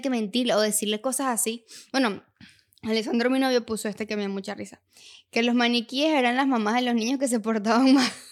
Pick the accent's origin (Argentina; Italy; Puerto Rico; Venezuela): Venezuela; Valencia, Carabobo; yo estuve de pequeña en Valencia